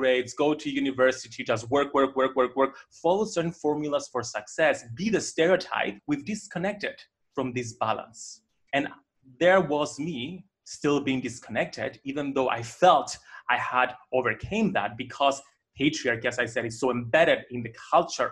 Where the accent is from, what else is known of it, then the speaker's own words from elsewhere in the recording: Cyprus; moved away; I grew up in Cyprus